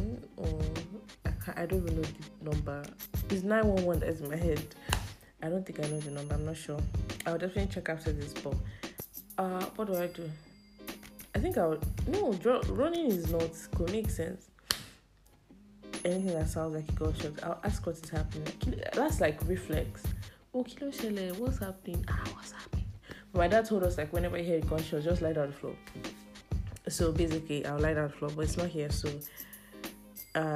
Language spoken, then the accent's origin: English; Nigeria; I live in Nigeria and I'm a Nigerian